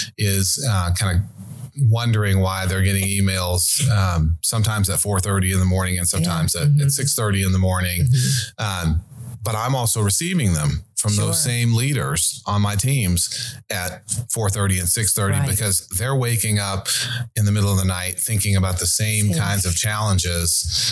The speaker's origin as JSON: {"language": "English", "region": "Montana", "country": "United States", "tie": "born or raised there", "said": "I grew up in Montana with a fly rod in my hand."}